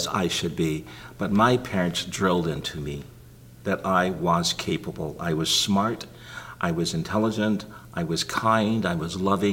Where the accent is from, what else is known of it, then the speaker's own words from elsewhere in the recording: Greenville, Texas, United States; I was born and reared in Greenville, Texas